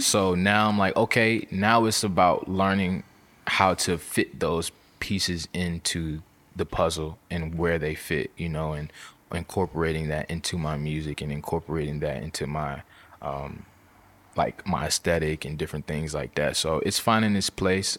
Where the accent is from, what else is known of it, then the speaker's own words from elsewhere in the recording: Virginia, United States; I'm from Virginia